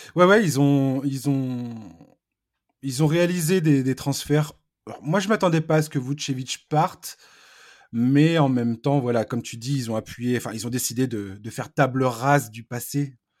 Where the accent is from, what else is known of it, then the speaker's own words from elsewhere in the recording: France; je vais parler français parce que je suis français